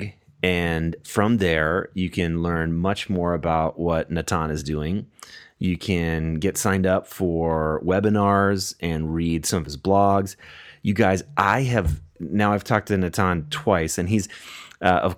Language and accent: English; United States; I'll just speak as an American here.